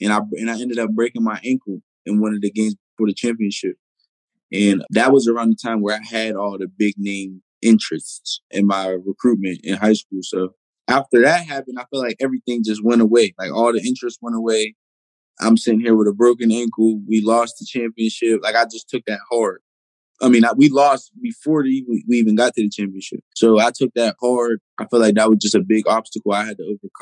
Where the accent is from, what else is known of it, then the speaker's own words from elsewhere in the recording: Pittsburgh, Pennsylvania, United States; I'm from the Pittsburgh area